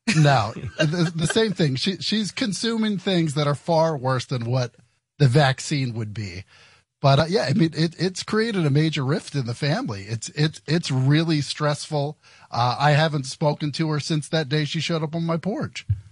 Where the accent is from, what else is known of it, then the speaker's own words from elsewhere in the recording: next to Hershey, central Pennsylvania, United States; I grew up in in uh, central Pennsylvania, uh, like uh, right right right next to Hershey